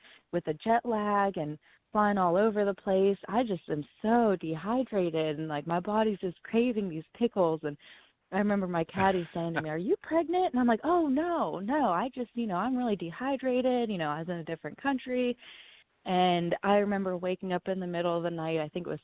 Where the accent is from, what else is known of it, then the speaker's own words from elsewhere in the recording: Waynesburg, Pennsylvania, United States; also born or lived in Marianna, Pennsylvania; I grew up in Waynesburg. It's about an hour south of Pittsburgh